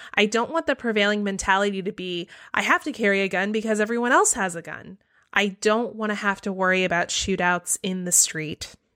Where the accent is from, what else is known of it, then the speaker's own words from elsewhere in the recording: the South, United States; I live in the South. I grew up in the South.